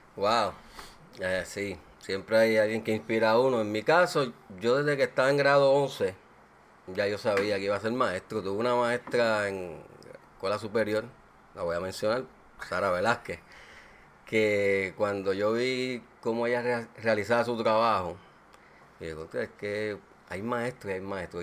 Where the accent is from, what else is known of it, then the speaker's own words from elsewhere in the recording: Aguas Buenas, Puerto Rico; nuestro pueblo, nosotros somos de Aguas Buenas